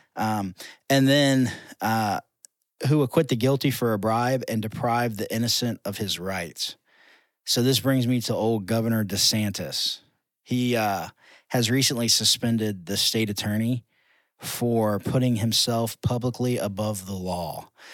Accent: United States; as American Christians

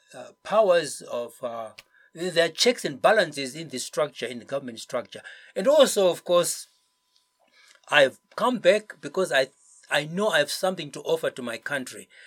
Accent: Zimbabwe; moved away as an adult; I've come back because this is my home

